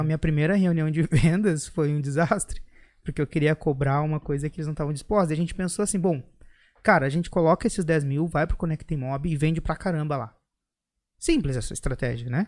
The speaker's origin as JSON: {"language": "Portuguese", "town": "Erechim", "region": "Rio Grande do Sul", "country": "Brazil", "also_born_or_lived": "Porto Alegre", "said": "Eu sou do interior de Erechim, morei muitos anos, quase treze"}